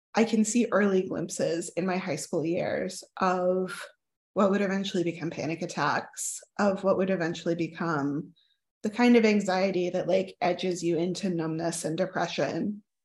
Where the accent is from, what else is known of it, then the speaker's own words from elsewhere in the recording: Oklahoma, United States; also born or lived in southern United States; I grew up mostly in Oklahoma